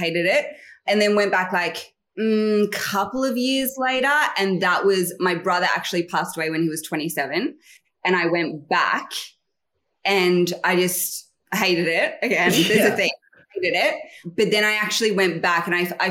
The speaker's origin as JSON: {"language": "English", "town": "Mullumbimby", "region": "New South Wales", "country": "Australia", "tie": "born or raised there", "said": "I'm from Mullumbimby, which we like to make that really obvious that we're not from Byron Bay"}